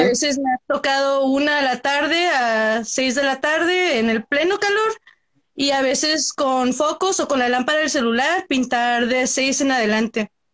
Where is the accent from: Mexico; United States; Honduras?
United States; Central California; soy del centro de California